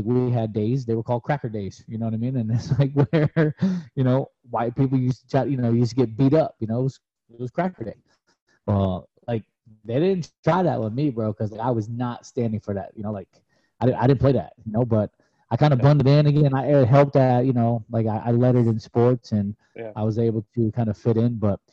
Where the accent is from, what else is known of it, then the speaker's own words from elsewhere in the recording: South Florida, United States; growing up in South Florida